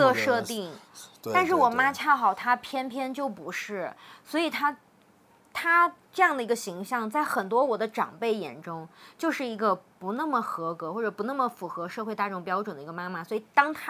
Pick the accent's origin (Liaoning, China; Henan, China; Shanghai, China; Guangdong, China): Henan, China; Xinxiang; now in Guiyang, China; 尤其是后面我们又从河南新乡搬到贵州贵阳了之后呢